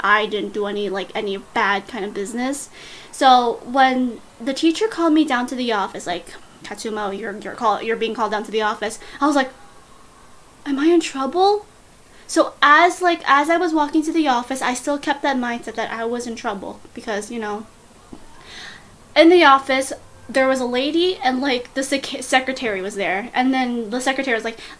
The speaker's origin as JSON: {"language": "English", "country": "Canada", "said": "I'm Canadian"}